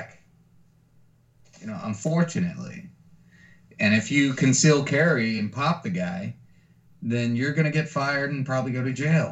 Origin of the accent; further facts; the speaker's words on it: San Antonio, Texas, United States; growing up in San Antonio